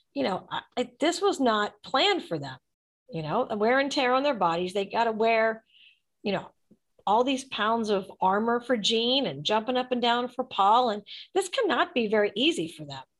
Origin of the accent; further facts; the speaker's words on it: Pittsburgh, Pennsylvania, United States; now in Atlanta, United States; growing up in Pittsburgh